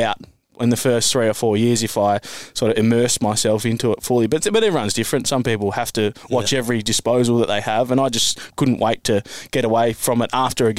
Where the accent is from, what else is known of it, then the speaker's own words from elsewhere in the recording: Adelaide, South Australia, Australia; moved away as an adult; now in Victoria, Australia; growing up in Adelaide back in the day